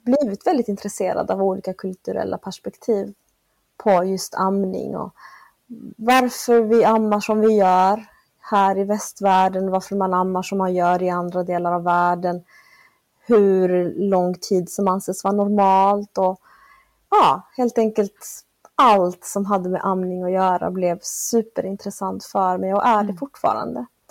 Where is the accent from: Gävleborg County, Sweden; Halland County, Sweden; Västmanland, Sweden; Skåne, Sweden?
Skåne, Sweden; Malmö; moved away as an adult; also born or lived in Argentina / Northern Norway; Jag växte upp här i Malmö. Jag är född i Sydamerika, i Argentina, av bolivianska föräldrar